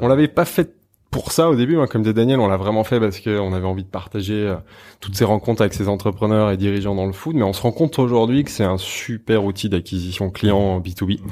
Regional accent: Savoy, Auvergne-Rhône-Alpes, France; now in Paris, France; je suis savoyard, donc ça, c'est un fil mmh. conducteur, c'est assez important. Je suis issu d'une région avec une identité forte que j'adore quand j'ai quitté cette région pour arriver à Paris

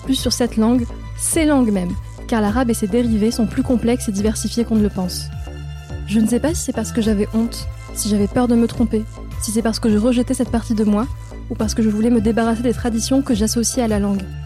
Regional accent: France; first language Moroccan Arabic and Berber; French is a second language; Je viens d'une famille marocaine, mais je suis la première à être née en France

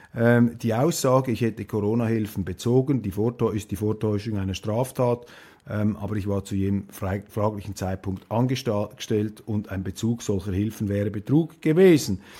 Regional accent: Switzerland; als Schweizer

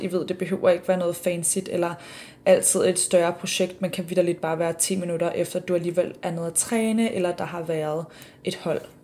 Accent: Denmark; now in Sydney, Australia; hjemme i Danmark

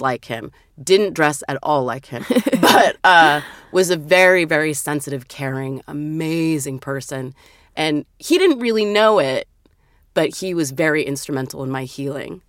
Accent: Vancouver, Washington, United States; also born or lived in Portland, Oregon / Brush Prairie, Washington; I was born in Portland, Oregon, and then when my mother remarried, Dad too, we moved to a city across the river. It's called Vancouver, but it's not Vancouver, British Columbia. It's Vancouver, Washington.

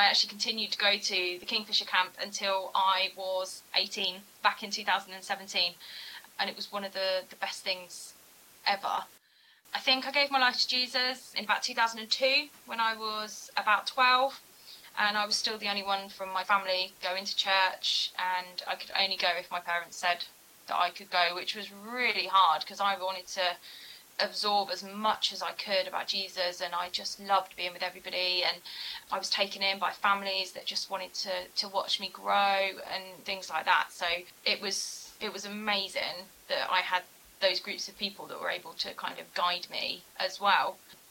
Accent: Bridgend, Wales, United Kingdom; also born or lived in Wolverhampton; So I was born in Wolverhampton back in September 1988. I'm the eldest of four girls as well, my poor dad. And from there, we moved over to Bridgend, over to South Wales

